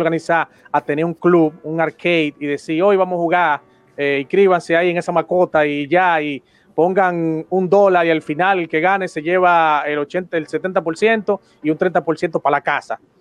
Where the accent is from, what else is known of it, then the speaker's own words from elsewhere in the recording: Dominican Republic; aquí en República Dominicana, donde yo soy nativo y donde actualmente vivo